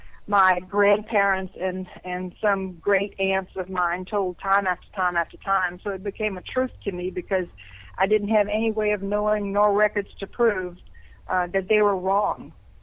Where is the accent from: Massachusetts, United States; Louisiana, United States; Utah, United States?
Louisiana, United States; accent: Cajun; I was born in Louisiana. So if you're born in Louisiana, particularly South Louisiana, you will have somewhat of a Cajun accent. I've never been able to get rid of it, and I don't think I want to.